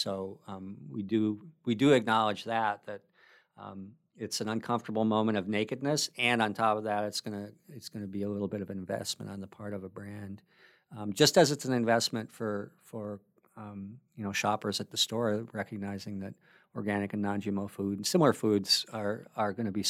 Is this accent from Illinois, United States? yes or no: no; Minnesota, United States; now in Bellingham, United States; I moved to Bellingham from the Midwest. And I think it's probably a well-known secret that everybody in Minnesota loves, the three things about Washington that Minnesotans love, there's two things that we do have that we love about here